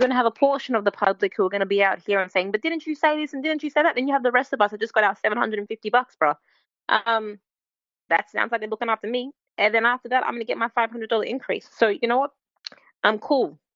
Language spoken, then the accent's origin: English; Australia; I'm Australian